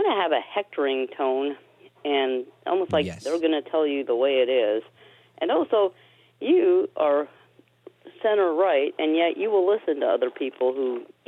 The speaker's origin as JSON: {"language": "English", "town": "New York City", "region": "New York", "country": "United States", "tie": "born or raised there", "moved": "yes", "lives_now": "Bedford, Indiana, United States", "said": "when I was growing up in Brooklyn"}